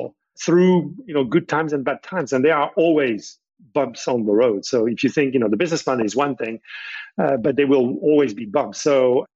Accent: France; I was born in France

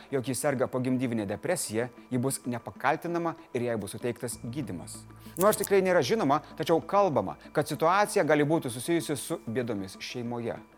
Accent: Lithuania

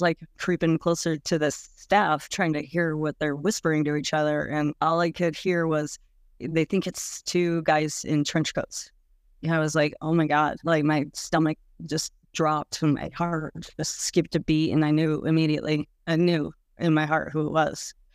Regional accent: Mesa, Arizona, United States; moved away; also born or lived in Nebraska / Colorado; I was born in Nebraska, but when I was six months old, we moved to Mason, Arizona.

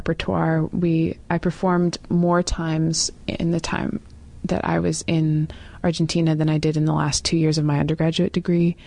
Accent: Western Canada, Canada; I'm from Western Canada

